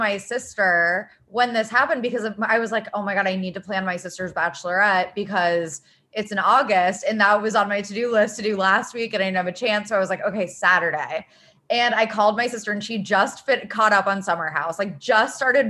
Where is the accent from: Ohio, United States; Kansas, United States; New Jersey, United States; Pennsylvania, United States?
Ohio, United States; Cincinnati; because they're both from Cincinnati, which is my hometown.